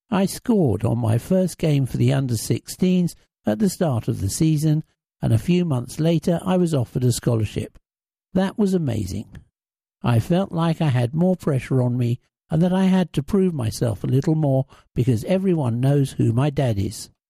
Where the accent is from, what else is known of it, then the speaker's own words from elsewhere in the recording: Brazil; As for my style of play, growing up in Brazil, I used to be a striker.